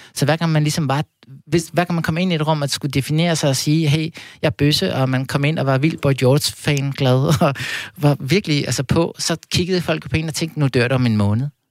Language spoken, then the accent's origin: Danish; Copenhagen, Capital Region of Denmark, Denmark; jeg voksede op ude på Amager